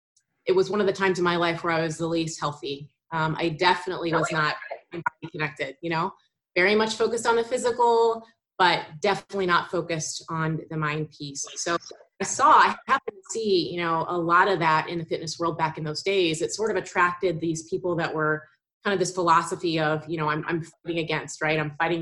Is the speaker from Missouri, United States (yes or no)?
yes; St. Louis, Missouri, United States; also born or lived in Indiana; now in Wyoming, United States; So I am in Wyoming, and I am from St. Louis, although I lived kind of all over the place. I've been on both coasts, and I went to school in Indiana, so kind of all over the place a little bit.